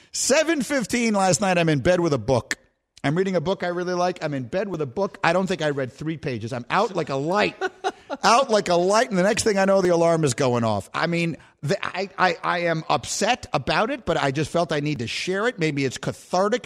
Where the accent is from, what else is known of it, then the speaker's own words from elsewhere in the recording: New York, United States; my hometown